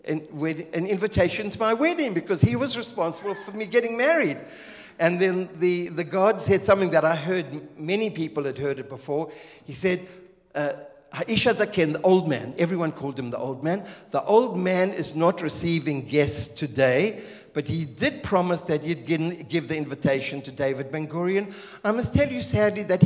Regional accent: Zimbabwe; moved away as an adult; also born or lived in Israel; I'm Southern African from Zimbabwe, Rhodesia

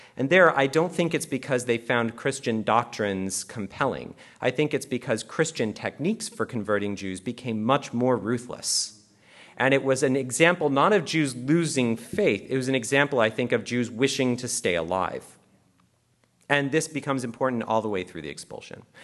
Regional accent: Canada; I'm actually Canadian.

